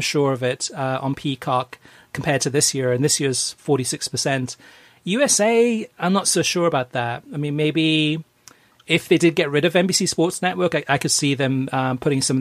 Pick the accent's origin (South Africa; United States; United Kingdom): United Kingdom; growing up in Great Britain in the 1970s and early 80s